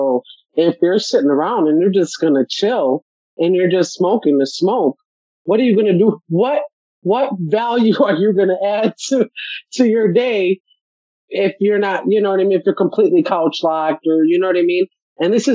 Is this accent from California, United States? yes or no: no; Chicago, Illinois, United States; moved away; I'm from Chicago